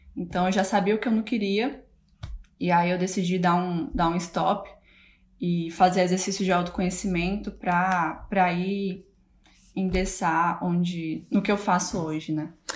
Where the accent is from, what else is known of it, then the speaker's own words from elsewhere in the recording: Fortaleza, Ceará, Brazil; moved away as an adult; also born or lived in Hull, England; now in Manchester, United Kingdom; na mesma cidade que eu nasci, né? Que é Fortaleza, Ceará. Sou, sou do Ceará